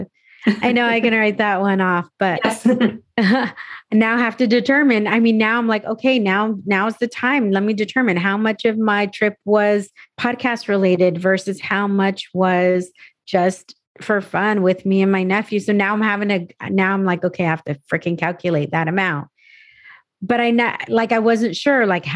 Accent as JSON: {"language": "English", "town": "San Diego", "region": "California", "country": "United States", "tie": "born or raised there", "also_born_or_lived": "New Mexico / Arizona / Texas", "moved": "as an adult", "said": "I grew up in California, grew up in San Diego"}